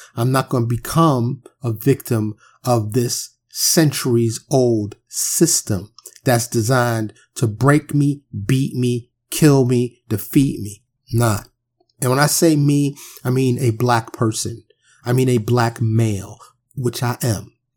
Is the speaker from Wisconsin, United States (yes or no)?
no; New York City, New York, United States; moved away; growing up in Harlem and the, and the Bronx